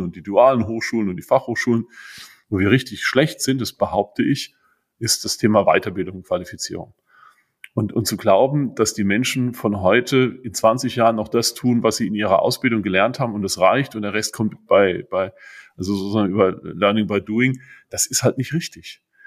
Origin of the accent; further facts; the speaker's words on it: Hunsrück, Rhineland-Palatinate, Germany; bei uns im Hunsrück